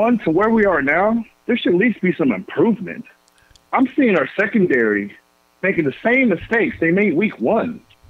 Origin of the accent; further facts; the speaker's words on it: Columbia, Missouri, United States; I'm from Columbia